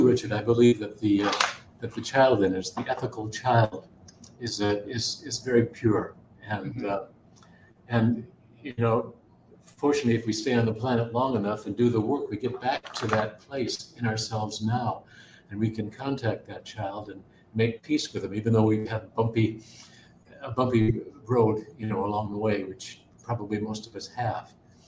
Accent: Wisconsin, United States; I'm not from Montana. I'm from a little town in Wisconsin where they didn't have cowboys.

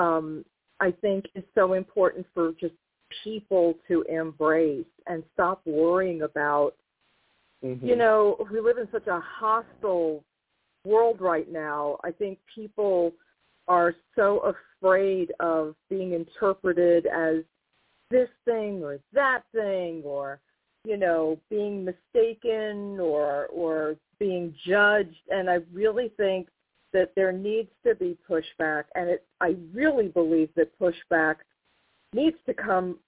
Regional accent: New York, United States; I'm from New York, but we're talking about the late 70s, early 80s

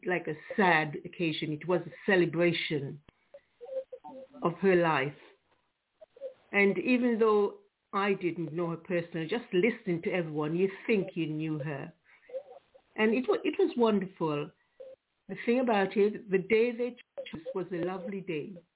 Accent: Antigua & Barbuda; now in England, United Kingdom; I'm from Antigua, but been in England a long, long, long time.

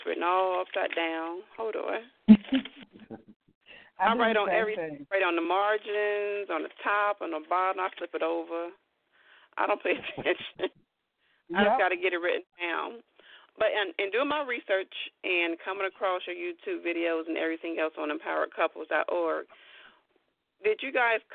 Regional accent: Midwest, United States; I was born and raised in the Midwest

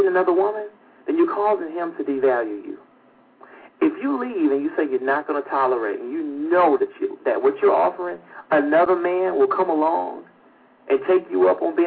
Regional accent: Atlanta, Georgia, United States; that's my hometown, Atlanta, Georgia

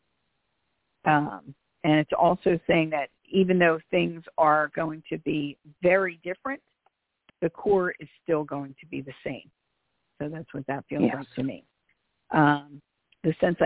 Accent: Philadelphia, Pennsylvania, United States; I am from Philly, so I speak rather quickly

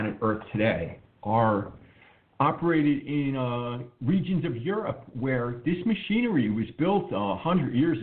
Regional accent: New York City, New York, United States; I grew up in the New York City area, and my mother worked in Manhattan

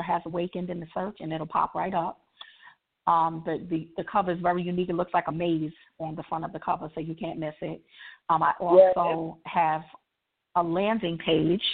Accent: New York, United States; now in Maryland, United States; I'm from New York, but I'm based in Maryland. I live in Maryland

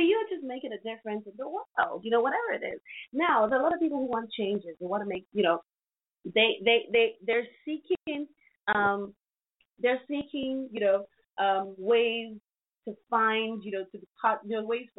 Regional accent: Nigeria; my country, Nigeria

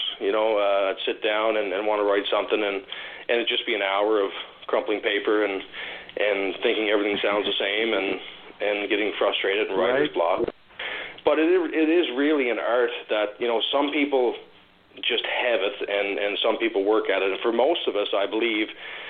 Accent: Prince Edward Island, Canada; also born or lived in Ontario; growing up in Prince Edward Island in a small town where I'm from

